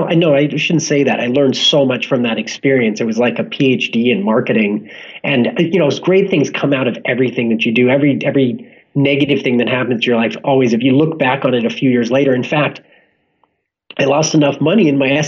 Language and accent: English; Los Angeles, California, United States; now in San Diego, United States; But, you know, I grew up in Los Angeles, so it's kind of homogenous for me.